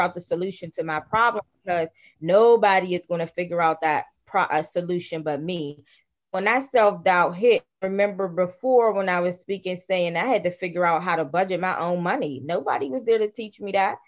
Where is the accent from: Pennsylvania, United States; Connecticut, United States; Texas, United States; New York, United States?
Pennsylvania, United States; Pittsburgh; I am from Pittsburgh, Pennsylvania. I was born and raised in one of the poorest communities in Pittsburgh, Pennsylvania